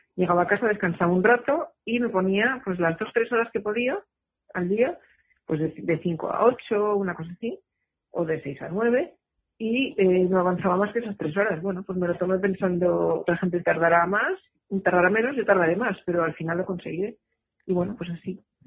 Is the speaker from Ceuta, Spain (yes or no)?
no; Madrid, Community of Madrid, Spain; moved away as an adult; now in Girona, Spain; soy madrileña